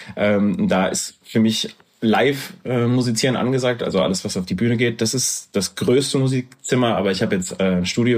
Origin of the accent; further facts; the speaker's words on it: Erfurt, Thuringia, Germany; now in Frankfurt, Germany; dann bin ich nach Erfurt gezogen und bin dort eigentlich groß geworden